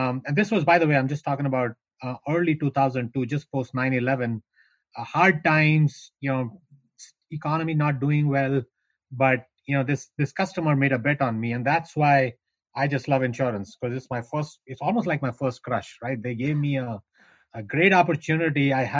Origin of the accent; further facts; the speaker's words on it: North India, India; I am from India. I was born and raised in north of India. Grew up in the foothills of the Himalayas.